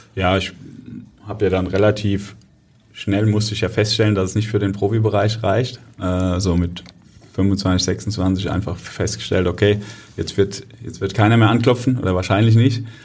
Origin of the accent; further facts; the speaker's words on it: Kaiserslautern, Rhineland-Palatinate, Germany; moved away as an adult; now in Hamburg, Germany; Was ich aus meiner Heimat vermisse, natürlich, ähm, wenn du dort aufgewachsen bist und dann hast du Familie dort